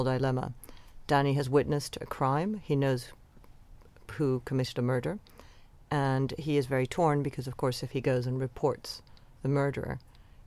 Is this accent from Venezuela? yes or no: yes; Venezuela; now in London, United Kingdom; the world that I grew up in Venezuela